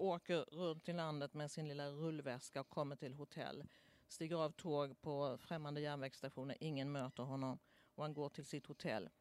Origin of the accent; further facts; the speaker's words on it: Småland, Sweden; now in Stockholm, Sweden; Jag är från Småland